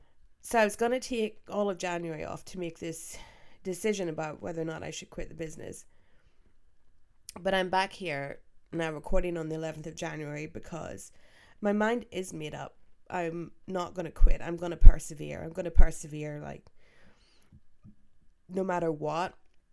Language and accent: English; Belfast, Northern Ireland, United Kingdom; Growing up in Belfast, it's not easy being, you know, a wrestling fan in Belfast in general